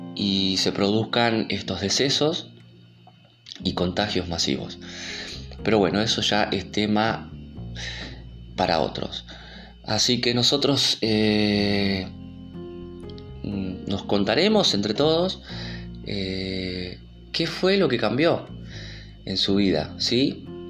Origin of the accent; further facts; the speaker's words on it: Argentina; en mi país, que es Argentina